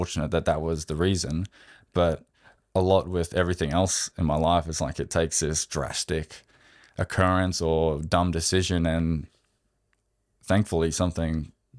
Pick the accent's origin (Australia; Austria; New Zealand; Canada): Australia; I'm Australian.